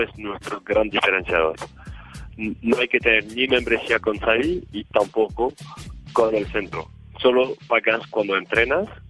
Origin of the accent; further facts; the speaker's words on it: France; Spanish is a second language; now in Colombia; yo, soy francés